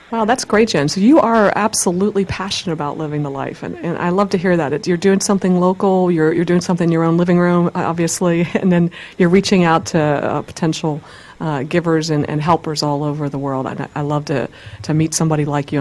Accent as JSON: {"language": "English", "region": "Pennsylvania", "country": "United States", "tie": "born or raised there", "said": "my home state"}